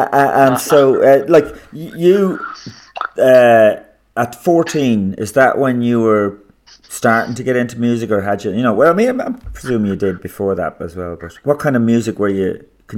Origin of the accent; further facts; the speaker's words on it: Meath, Leinster, Ireland; I grew up in Meath for some of the time